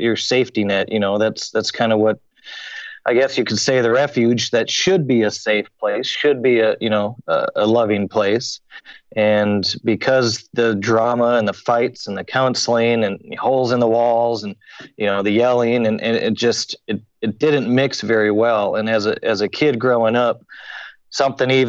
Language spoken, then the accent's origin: English; Hutchinson, Minnesota, United States; I grew up in Hutchinson, Minnesota, 1 hour straight west of Minneapolis